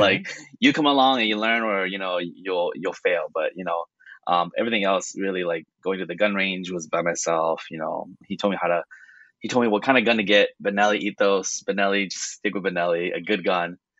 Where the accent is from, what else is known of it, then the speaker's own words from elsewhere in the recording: California, United States; moved away; I was born in California